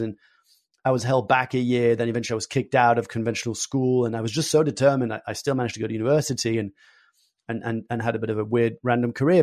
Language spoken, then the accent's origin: English; France; I was born and raised in France